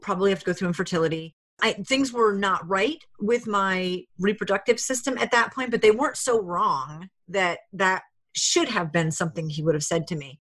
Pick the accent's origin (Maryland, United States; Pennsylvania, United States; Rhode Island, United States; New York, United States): Rhode Island, United States; moved away; also born or lived in Alaska / Hawaii / New Hampshire; I was from Rhode Island